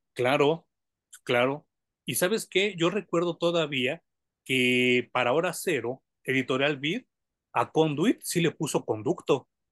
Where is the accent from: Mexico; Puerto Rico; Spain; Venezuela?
Mexico; como mexicano